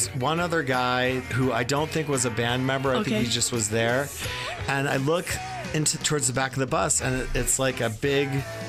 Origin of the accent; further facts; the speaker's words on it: New Hampshire, United States; I grew up in New Hampshire.